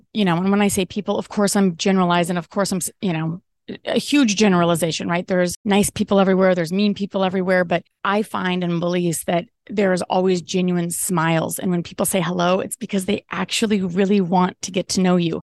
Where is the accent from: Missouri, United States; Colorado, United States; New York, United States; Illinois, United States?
Colorado, United States; moved away as an adult; also born or lived in Maui, Hawaii / Belize; I'm originally from Colorado, then moved to Maui for five years